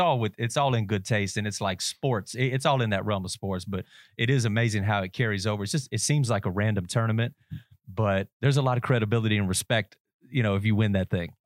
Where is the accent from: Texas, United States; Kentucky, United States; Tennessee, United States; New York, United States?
Kentucky, United States; Nicholasville; I'm from Nicholasville